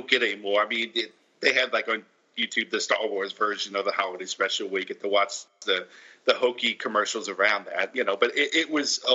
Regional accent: New Orleans, Louisiana, United States; I grew up in New Orleans. That was my hometown.

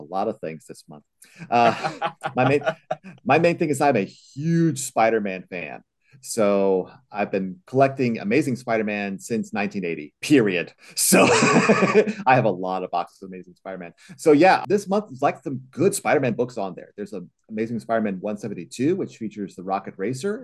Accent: Chicago, Illinois, United States; I was in the Chicago area myself

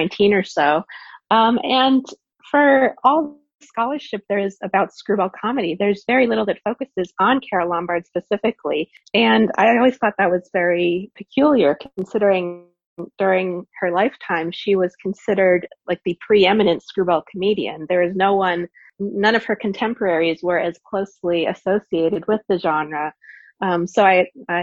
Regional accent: Canada; moved away; I'm from Canada originally

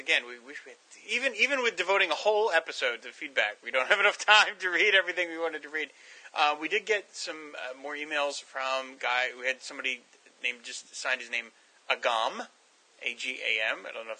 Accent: New Jersey, United States; I'm from New Jersey.

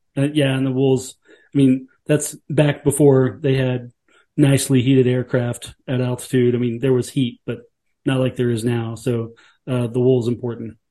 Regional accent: Alabama, United States; moved away; I was from Alabama, and I told her what town I grew up in.

